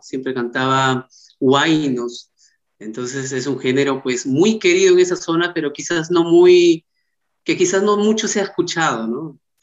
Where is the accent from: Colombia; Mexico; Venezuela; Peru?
Peru; Paucartambo, Pasco; soy de Paucartambo, del departamento de Pasco, eh, tengo 36 años, tengo pues la suerte de haber nacido en ese lugar tan maravilloso